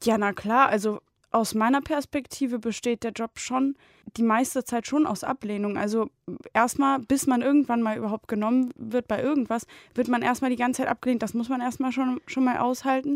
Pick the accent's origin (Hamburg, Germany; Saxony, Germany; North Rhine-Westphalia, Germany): North Rhine-Westphalia, Germany; Bonn; moved away as an adult; in Bonn, also in meiner Heimat